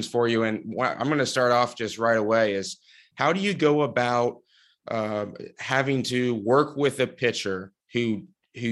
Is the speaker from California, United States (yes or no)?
no; Cincinnati, Ohio, United States; growing up in Cincinnati